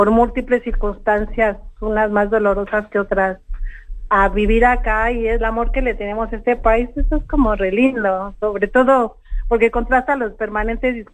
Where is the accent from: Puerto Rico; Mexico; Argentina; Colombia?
Mexico; en mi país comenzó a convertirse en el país de los desaparecidos, porque a partir del año 2006, que comenzó la guerra contra el narcotráfico, eh, las desapariciones en México se multiplicaron.